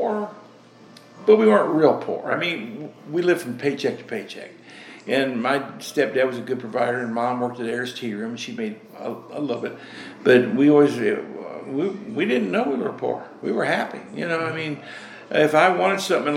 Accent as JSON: {"language": "English", "town": "Indianapolis", "region": "Indiana", "country": "United States", "tie": "born or raised there", "also_born_or_lived": "Whiteland, Indiana", "said": "I was born in Indianapolis, June 11th, 1945"}